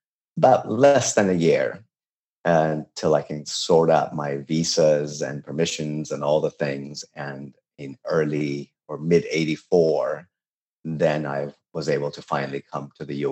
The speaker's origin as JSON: {"language": "English", "town": "Tehran", "region": "Tehran Province", "country": "Iran", "tie": "born or raised there", "also_born_or_lived": "Babol", "second_language": "English", "moved": "yes", "lives_now": "United States", "said": "I was born and raised in Tehran"}